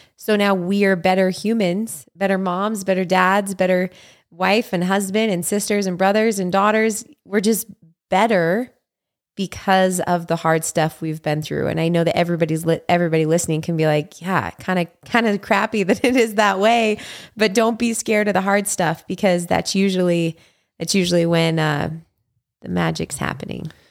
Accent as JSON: {"language": "English", "region": "Utah", "country": "United States", "tie": "born or raised there", "moved": "as an adult", "lives_now": "Hawaii, United States", "said": "live, you know, in my hometown with my family and raising kids"}